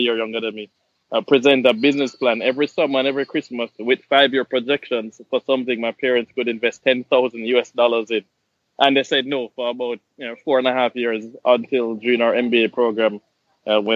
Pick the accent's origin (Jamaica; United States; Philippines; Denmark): Jamaica; moved away; I'm Jamaican.